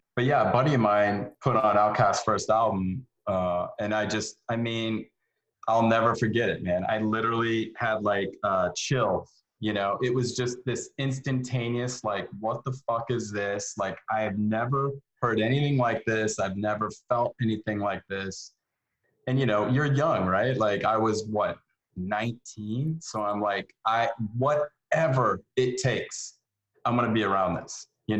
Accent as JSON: {"language": "English", "region": "Iowa", "country": "United States", "also_born_or_lived": "Denver / Los Angeles", "moved": "yes", "lives_now": "Atlanta, United States", "said": "Yeah, Iowa, Denver, LA for like 6 months, back to Denver for a couple of years, and then here to Atlanta in 2001."}